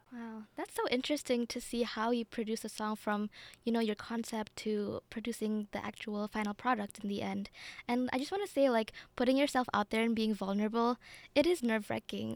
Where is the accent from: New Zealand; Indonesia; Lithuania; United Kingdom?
Indonesia; moved away; I come from Indonesia